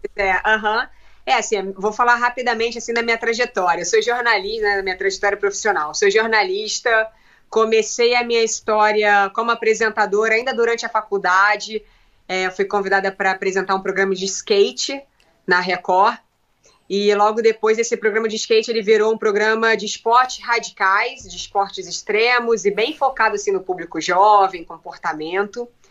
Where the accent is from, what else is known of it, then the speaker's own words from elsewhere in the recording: Brazil; Como uma boa brasileira